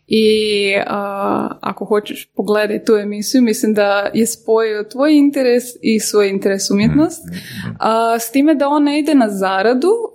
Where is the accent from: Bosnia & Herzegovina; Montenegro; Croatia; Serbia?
Croatia